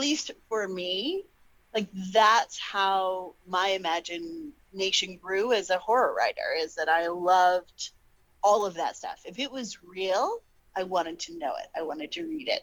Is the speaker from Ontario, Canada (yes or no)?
yes; Toronto, Ontario, Canada; I was born in Scarborough